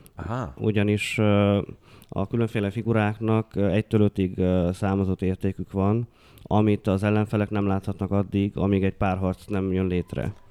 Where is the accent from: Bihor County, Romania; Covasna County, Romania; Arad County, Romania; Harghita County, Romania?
Harghita County, Romania; Odorheiu Secuiesc; now in Cluj-Napoca, Romania; Hát én udvarhelyi vagyok, ugye, de hogy, ö, Kolozsváron tevékenykedem